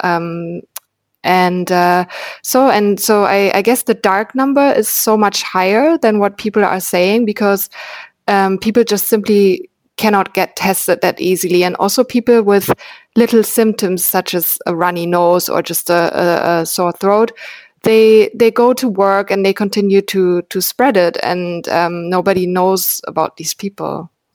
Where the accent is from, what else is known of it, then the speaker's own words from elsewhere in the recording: Berlin, Germany; I'm from Berlin, which is a very young city